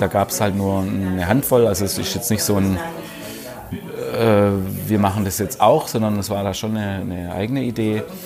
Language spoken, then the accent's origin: German; Bietigheim, Baden-Württemberg, Germany; bei uns in Bietigheim